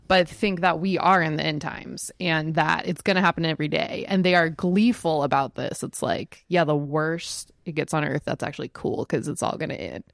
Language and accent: English; Texas, United States; I'm growing up in Texas with Jenny